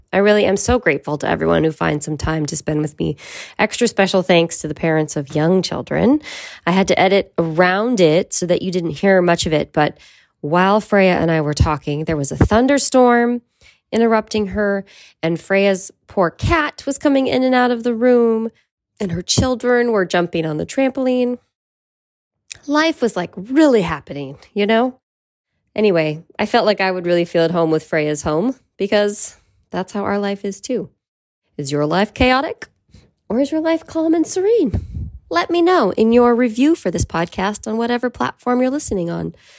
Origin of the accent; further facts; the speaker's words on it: Petaluma, California, United States; we're still in my hometown, Petaluma